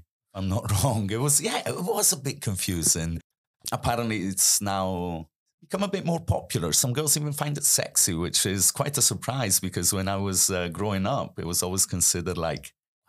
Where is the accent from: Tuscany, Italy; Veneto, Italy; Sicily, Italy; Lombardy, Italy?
Lombardy, Italy; Milan; accent: hybrid Italian-Scottish; Where are you from? I'm from Milan. Doesn't sound particularly Italian.